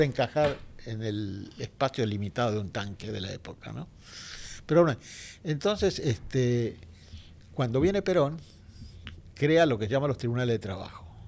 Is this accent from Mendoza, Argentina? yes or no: no; Buenos Aires, Argentina; also born or lived in Villa Crespo, Buenos Aires; yo soy de Balvanera Norte